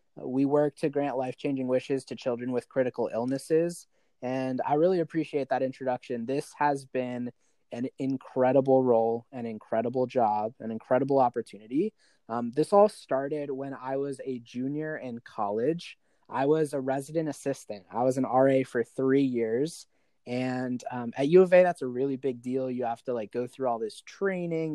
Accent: Arizona, United States; I'm born and raised in Arizona. I've lived here my entire life

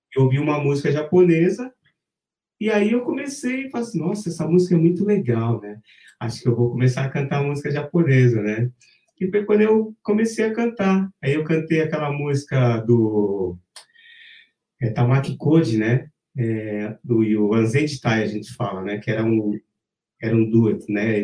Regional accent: Brazil; a gente é brasileiro

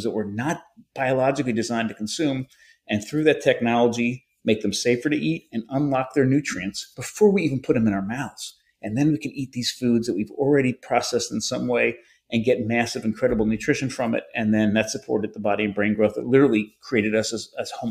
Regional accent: United States; I'm an American

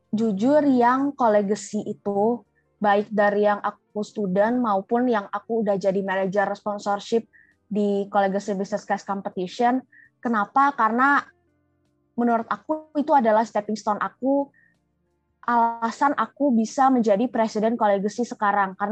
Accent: Jambi, Indonesia; memperkenalkan ITB di Jambi itu dari unit aku juga sih namanya keluarga mahasiswa Jambi karena aku dari Jambi kan

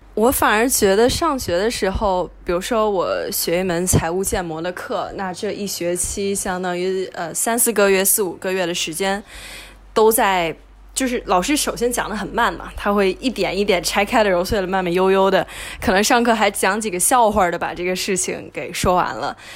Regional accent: China; moved away as an adult; now in United States; 我当时其实出国之前就已经挺确定我还是想以后回国发展

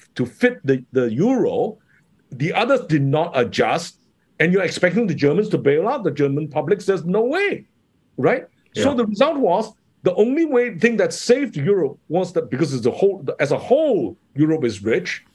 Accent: Kota Kinabalu, Sabah, Malaysia; moved away; also born or lived in United Kingdom / Hong Kong; I grew up in Sabah

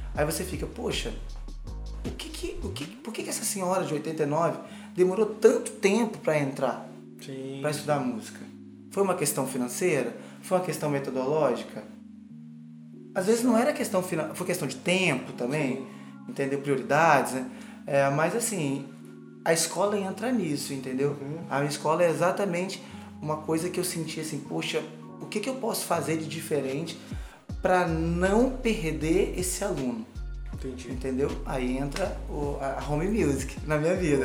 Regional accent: Cachoeiro de Itapemirim, Espírito Santo, Brazil; moved away; foi uma vez que eu toquei na minha cidade, em Cachoeira. Eu sou de Cachoeira, Itapemirim

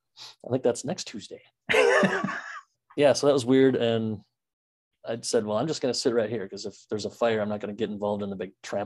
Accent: Wisconsin, United States; I said I was from Wisconsin.

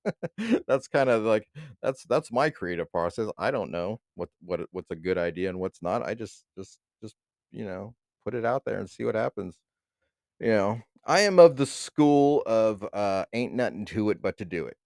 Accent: East Bay, California, United States; I'm from the East Bay

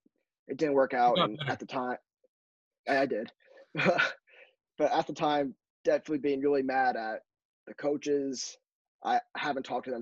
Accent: Connecticut, United States; Growing up in Connecticut

